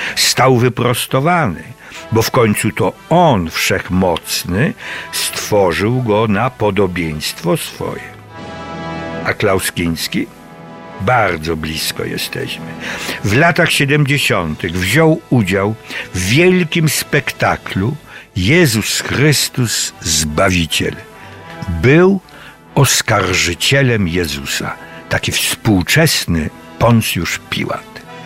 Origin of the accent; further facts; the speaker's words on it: Cieszyn Silesia, Silesian Voivodeship, Poland; Śląska Cieszyńskiego, to moja mała ojczyzna